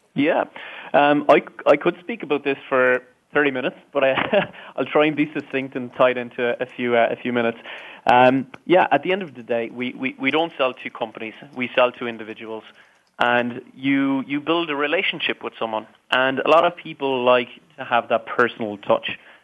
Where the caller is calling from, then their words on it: Dublin, Leinster, Ireland; Today, I'm calling in from Dublin, um, a very rainy Dublin today